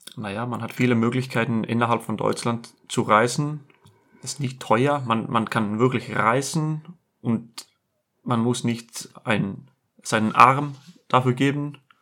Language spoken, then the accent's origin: German; Iceland; German is a second language; moved away as an adult; also born or lived in Germany; ich sage Island